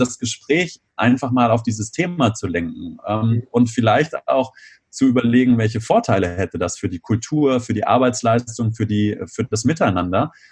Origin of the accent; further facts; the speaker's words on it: Göttingen, Lower Saxony, Germany; now in Bonn, Germany; Ich komme aus der Nähe von Göttingen ursprünglich und ähm, fahre dann nach Hause, nach Bonn wieder